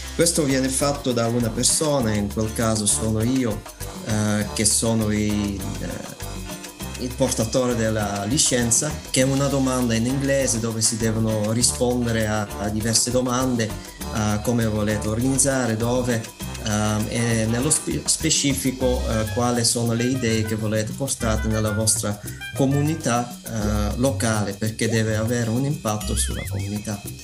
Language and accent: Italian; Belgium; Italian is a second language; moved away as an adult; now in Messina, Italy; sono belga